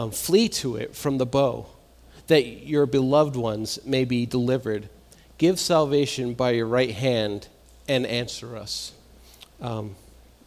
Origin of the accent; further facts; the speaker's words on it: Massachusetts, United States; moved away; I'm from Massachusetts